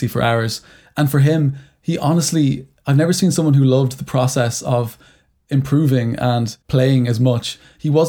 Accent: Ireland; growing up in Ireland, it was a very religious country until very recently

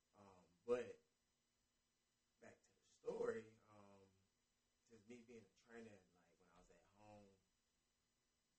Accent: Atlanta, Georgia, United States; born or raised there; also born or lived in Brooklyn, New York / Panama (ancestry)

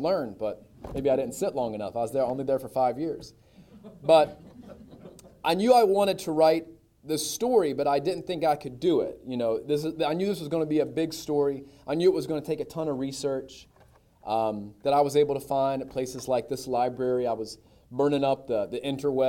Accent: Gastonia, North Carolina, United States; also born or lived in Lafayette, Louisiana; I grew up here in Gastonia. My mom's from here. My dad's from Shelby.

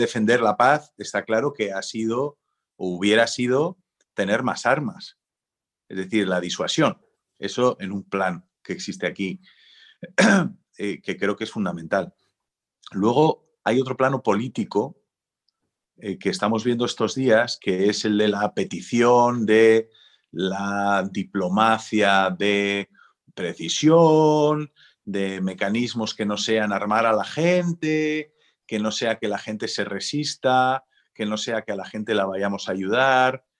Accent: San Sebastián, Basque Country, Spain; soy un pijo de San Sebastián del Boulevard

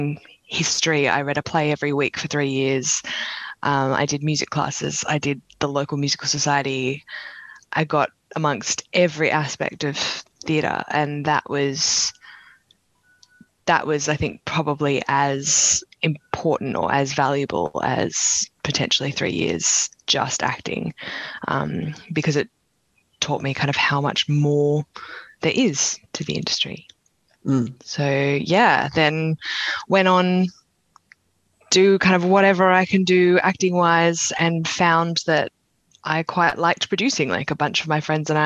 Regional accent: Sydney, New South Wales, Australia; So I'm from Sydney. I was born about 20 minutes away from where I'm sitting right now

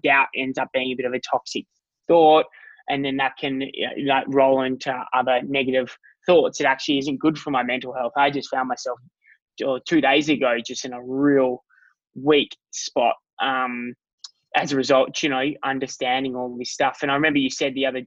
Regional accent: Noongar Boodja, Western Australia, Australia; I'm from Noongar Budja.

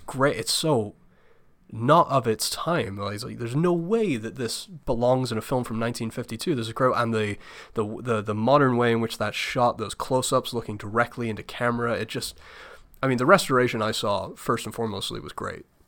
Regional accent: United Kingdom; now in United States; I'm not a U S citizen. I'm from the U K

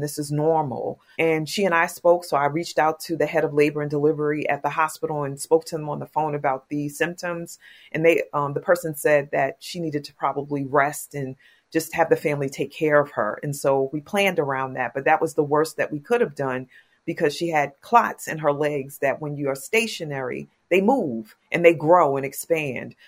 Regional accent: New York City, New York, United States; I'm from Queens, New York

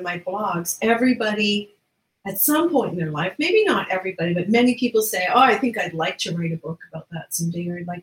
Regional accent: Newfoundland and Labrador, Canada; we're known to be storytellers here in Newfoundland

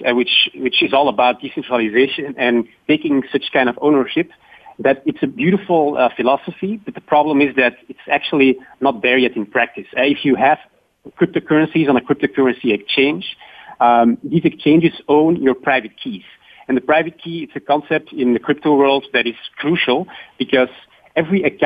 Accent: Belgium; Belgium, my home country

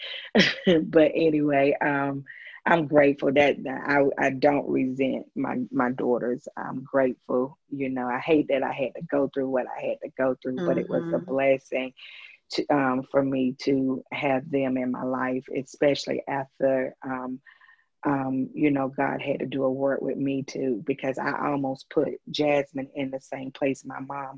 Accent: Greenwood, South Carolina, United States; moved away as an adult; now in Greenville, United States; Greenwood is my hometown. That's where I was born and raised.

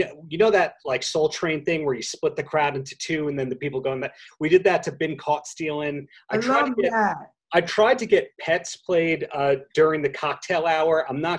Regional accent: Long Island, New York, United States; Growing up on Long Island, living on Long Island

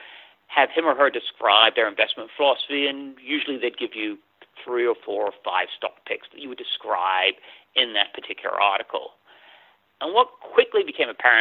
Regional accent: England, United Kingdom; moved away as an adult; also born or lived in London; now in United States; I wasn't born in the U.S. I was born in England, and I had most of my education there.

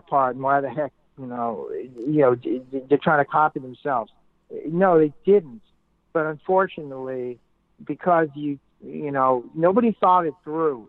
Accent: New York City, New York, United States; moved away as an adult; also born or lived in California / England / Boston; I grew up in Brooklyn

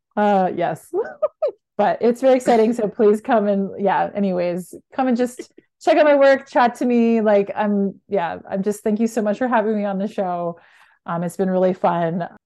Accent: Canada; moved away as an adult; now in United States; I'm Canadian and work in the U S

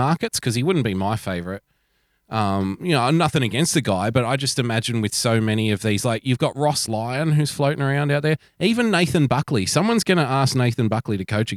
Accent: Sydney, New South Wales, Australia; we're from Western Sydney

